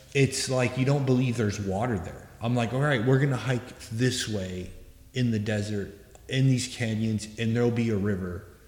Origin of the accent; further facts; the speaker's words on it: Southwest, United States; I grew up here. I grew up in the Southwest